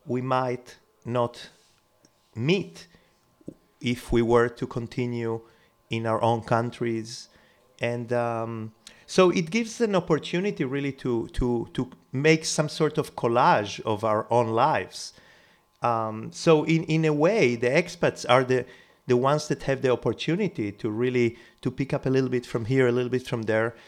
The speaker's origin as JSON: {"language": "English", "country": "Israel", "tie": "born or raised there", "also_born_or_lived": "Uruguay / Jerusalem / New York / Barcelona", "moved": "as an adult", "said": "I was born in South America, in Uruguay. Then I moved to Israel when I was 11."}